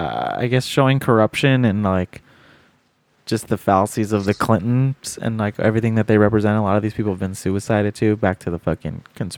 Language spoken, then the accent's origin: English; California, United States; dude, I'm from California. It's called weather. Like, this happens all the time.